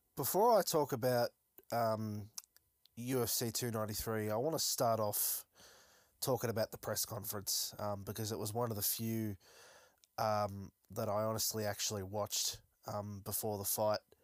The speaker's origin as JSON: {"language": "English", "town": "Melbourne", "region": "Victoria", "country": "Australia", "said": "I am from Melbourne"}